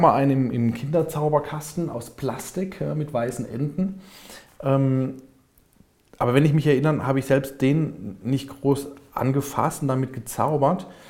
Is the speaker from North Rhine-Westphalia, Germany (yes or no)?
no; Karlsruhe, Baden-Württemberg, Germany; ich komme aus Karlsruhe, lebe in Karlsruhe.